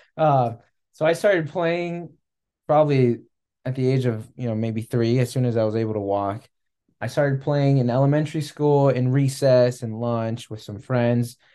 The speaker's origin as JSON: {"language": "English", "region": "California", "country": "United States", "tie": "born or raised there", "also_born_or_lived": "Arizona / Kansas City", "moved": "as an adult", "said": "growing up in California"}